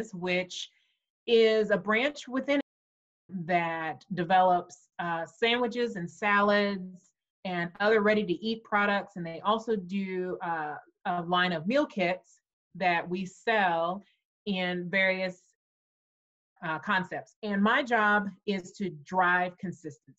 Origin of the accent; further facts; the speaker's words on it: Huntsville, Alabama, United States; I grew up in Huntsville, Alabama